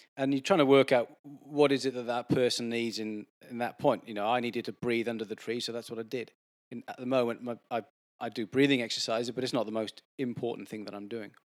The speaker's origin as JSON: {"language": "English", "region": "Wales", "country": "United Kingdom", "tie": "born or raised there", "moved": "yes", "lives_now": "Sydney, Australia", "said": "I grew up in Wales where it does rain a fair bit"}